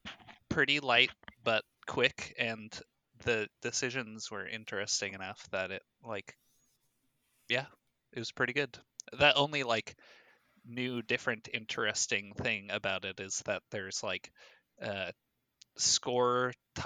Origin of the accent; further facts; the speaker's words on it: England, United Kingdom; I'm from the Queendom of England. It's pronounced Finca.